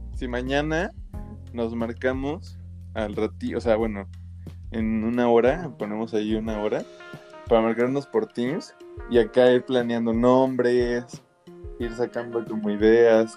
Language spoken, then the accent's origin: Spanish; Mexico; somos mexas